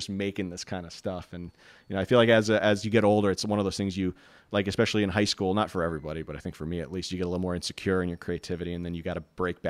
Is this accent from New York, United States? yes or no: yes; New York, United States; as a New Yorker, Say No to Driftwalking really hits a very prominent chord with us.